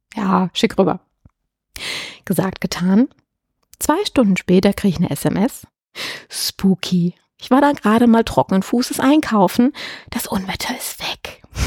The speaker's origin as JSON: {"language": "German", "country": "Germany", "said": "bei uns in Deutschland"}